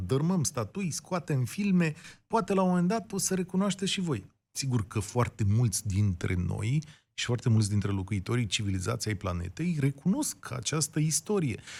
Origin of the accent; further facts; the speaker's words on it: Romania; nouă ca români trecuți prin comunism